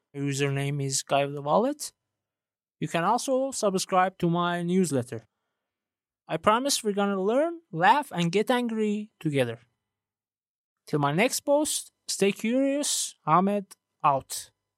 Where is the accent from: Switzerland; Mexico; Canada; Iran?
Iran; first language Persian; English is a second language; I'm originally from Iran and English isn't my native language